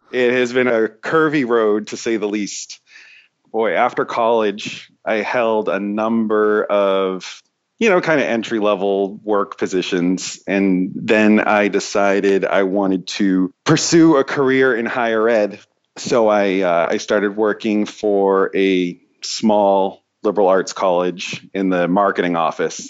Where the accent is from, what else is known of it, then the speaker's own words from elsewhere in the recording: East Coast, United States; moved away as an adult; I'm from the East Coast